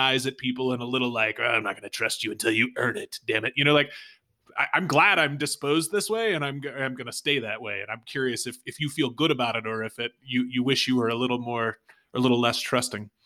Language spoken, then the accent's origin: English; United States; as an American